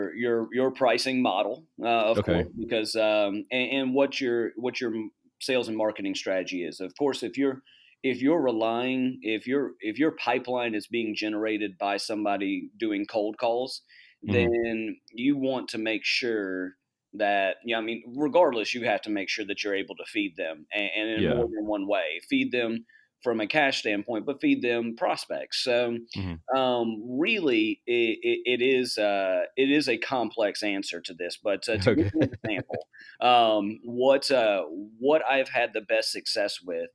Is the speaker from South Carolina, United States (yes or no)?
yes; Charleston, South Carolina, United States; also born or lived in Boston; I'm originally from Charleston, South Carolina. Moved all around the Southeast and then eventually ended up living in the Boston area for about 6 years